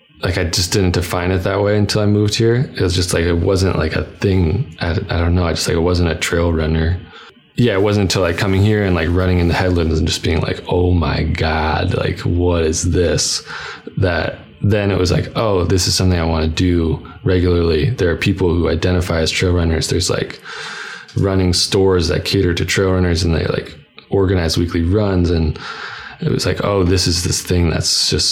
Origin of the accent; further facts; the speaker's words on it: New Hampshire, United States; moved away as an adult; also born or lived in Vermont / Boston; now in San Francisco, United States; I grew up in New Hampshire, went to school in Vermont, I moved to Boston. It's like, I was a New England kid and moved out here